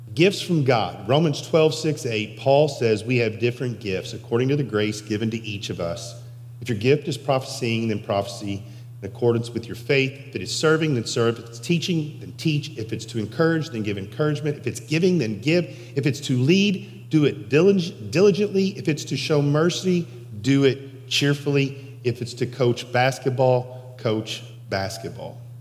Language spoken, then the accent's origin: English; Sellersburg, Indiana, United States; also born or lived in Henryville, Indiana; Little boy from Henryville grows up in Sellersburg